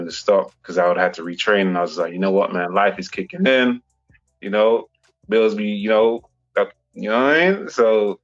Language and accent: English; England, United Kingdom; also born or lived in Saint Vincent and the Grenadines; I came to England when I was about 7 years old